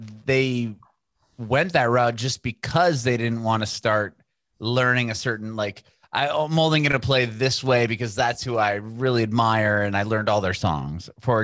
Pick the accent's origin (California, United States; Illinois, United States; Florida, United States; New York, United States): California, United States; Southern; moved away as an adult; also born or lived in San Francisco Bay Area; now in Nashville, United States; I grew up in Southern California